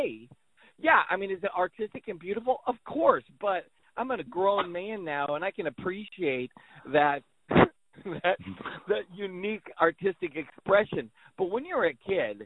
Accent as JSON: {"language": "English", "town": "Chamberlain", "region": "South Dakota", "country": "United States", "tie": "born or raised there", "moved": "yes", "lives_now": "Syracuse, United States", "said": "I grew up in Chamberlain, South Dakota"}